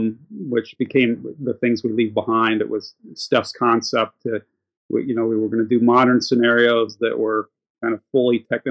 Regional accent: Anchorage, Alaska, United States; moved away as an adult; now in Cleveland, United States; I'm 58. I live in Cleveland, Ohio. I'm originally from Anchorage, Alaska.

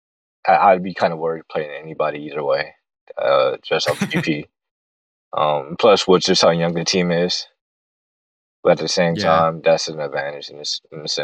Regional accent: Northeast Ohio, United States; growing up in Northeast Ohio watching CeCe

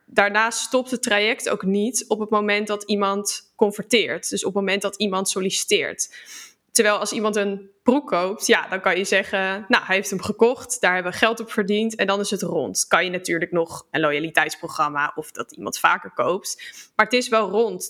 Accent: Utrecht, Netherlands; kom uit Utrecht

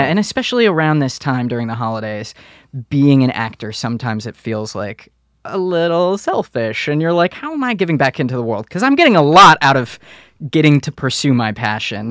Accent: Detroit, Michigan, United States; moved away; Growing up in Detroit, the things that I saw when I was a kid

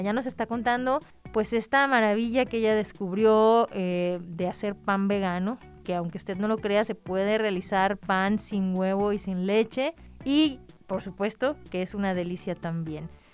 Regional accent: Mexico

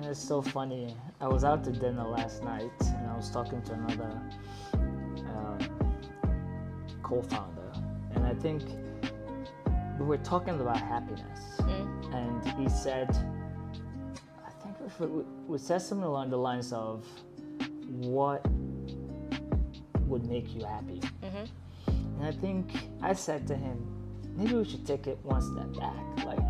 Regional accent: New Jersey, United States; also born or lived in Abeokuta, Nigeria; And then at a certain point, we moved to northern New Jersey

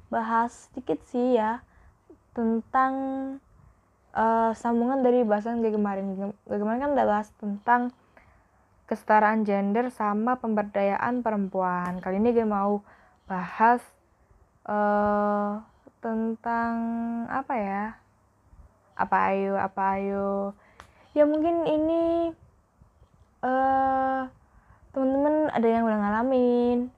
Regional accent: Java, Indonesia; aku sebenarnya itu orang Jawa tapi nggak tahu kenapa kalau berinteraksi kalau sama podcast ini nggak tahu kenapa aku kok bilang gue lo gitu

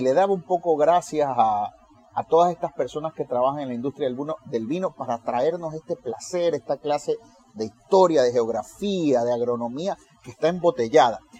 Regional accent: Puerto Rico

